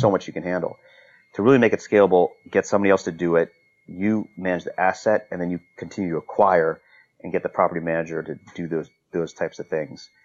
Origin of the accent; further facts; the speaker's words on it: Northern Virginia, United States; also born or lived in North Carolina; I grew up in the Northern Virginia area